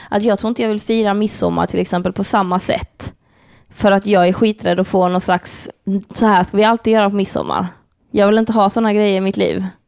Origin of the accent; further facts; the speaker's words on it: Lund, Skåne, Sweden; Lund? Där vi växte upp